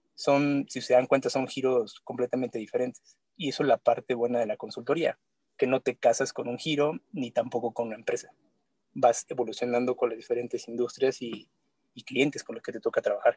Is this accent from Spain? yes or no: no; Mexico; uno como mexicano